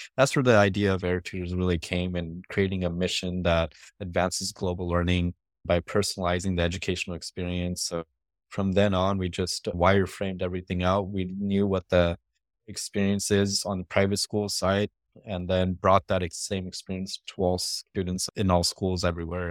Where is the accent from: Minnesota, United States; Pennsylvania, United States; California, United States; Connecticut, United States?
California, United States; Stockton; moved away as an adult; also born or lived in Berkeley, California / Los Angeles, California; I grew up in Stockton, California, which is about forty miles south of Sacramento